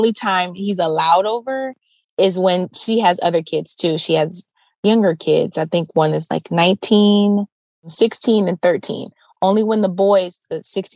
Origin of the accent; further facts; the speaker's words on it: about 2 hours from Cleveland, closer to Michigan, Ohio, United States; now in Cleveland, United States; I'm about 2 hours away, like closer to Michigan is where I'm from